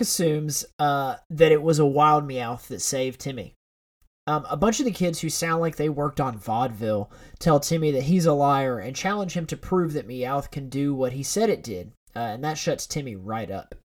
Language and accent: English; the South, United States; I'm from the South.